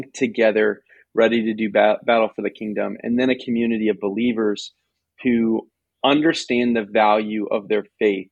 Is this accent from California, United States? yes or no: no; Southwest Florida, United States; moved away as an adult; now in West Hartford, United States; Southwest Florida, where I grew up, where my family